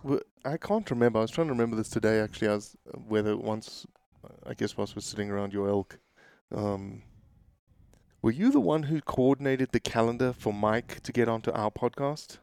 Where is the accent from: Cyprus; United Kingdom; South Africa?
South Africa; now in Memphis, United States; the South African